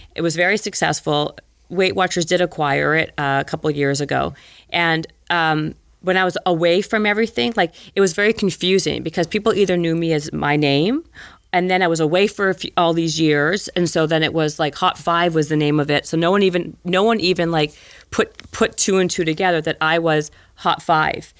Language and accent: English; Winnipeg, Manitoba, Canada; moved away as an adult; growing up in Winnipeg. Remember where I grew up?